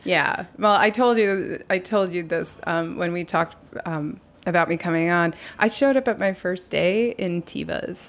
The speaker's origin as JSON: {"language": "English", "town": "New York City", "region": "New York", "country": "United States", "tie": "born or raised there", "said": "I was born on Bleecker Street."}